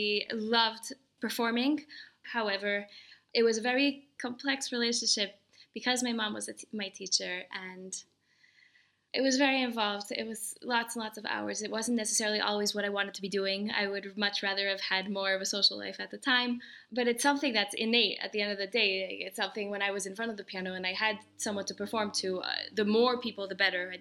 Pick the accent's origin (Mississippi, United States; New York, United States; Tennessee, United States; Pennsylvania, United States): New York, United States; New York City; moved away as an adult; also born or lived in Paris; I was born in New York City